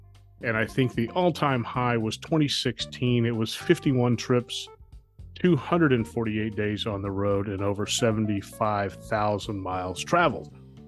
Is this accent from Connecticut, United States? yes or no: no; Dallas, Texas, United States; born there; I was born in Dallas, Texas, and have lived there twice